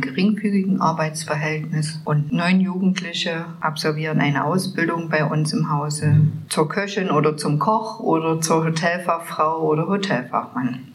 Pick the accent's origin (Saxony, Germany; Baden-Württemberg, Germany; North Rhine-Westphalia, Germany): Saxony, Germany; Zwickau; bin auch gebürtige Zwickauerin und lebe dort